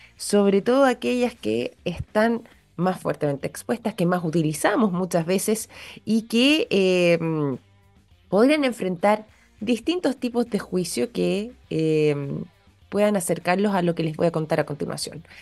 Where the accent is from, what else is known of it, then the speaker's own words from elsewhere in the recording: Chile; nosotros, quizás como chilenos